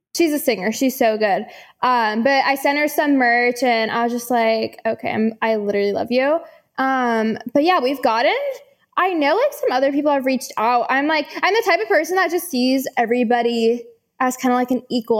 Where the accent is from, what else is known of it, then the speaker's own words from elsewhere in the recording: San Francisco, California, United States; now in Charlotte, United States; I'm from San Francisco